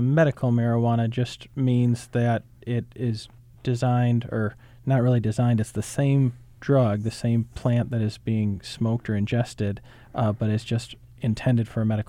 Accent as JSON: {"language": "English", "region": "Michigan", "country": "United States", "moved": "yes", "said": "I'm from Michigan originally"}